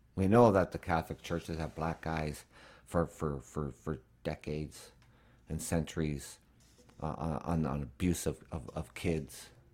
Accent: Canada; As a Canadian

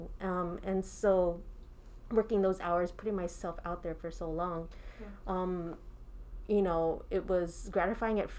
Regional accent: New Jersey, United States; also born or lived in New York City; I was born and raised in New Jersey

